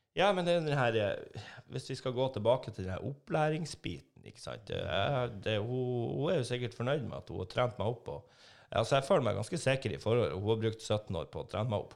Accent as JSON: {"language": "Norwegian", "region": "Northern Norway", "country": "Norway", "moved": "yes", "lives_now": "Trondheim, Norway", "said": "Vi er jo nordlendinger"}